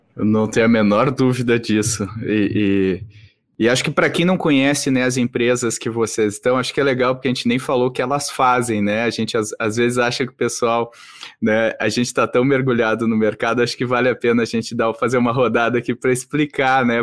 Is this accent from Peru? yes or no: no; Rio Grande do Sul, Brazil; eu sou gaúcho também, Bruna, e eu fiz publicidade lá na PUC